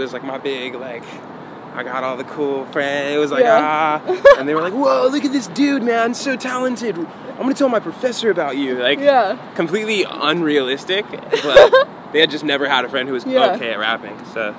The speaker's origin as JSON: {"language": "English", "town": "Santa Monica", "region": "California", "country": "United States", "tie": "born or raised there", "said": "So, like, I always was exposed to that growing up in Santa Monica."}